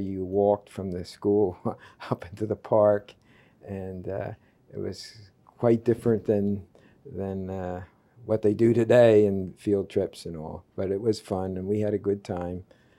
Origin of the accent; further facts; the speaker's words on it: King of Prussia, Pennsylvania, United States; also born or lived in Norristown, Pennsylvania; I was born in 1931 in Norristown, but of course came over here to Upper Merion as soon as I got out of the hospital.